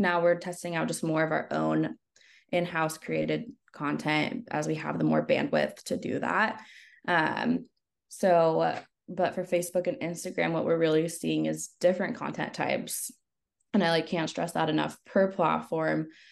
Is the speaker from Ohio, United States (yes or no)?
no; Northern California, United States; moved away as an adult; also born or lived in Los Angeles, United States; I moved back home. I'm from Northern California, way, way, way up north by the border of Oregon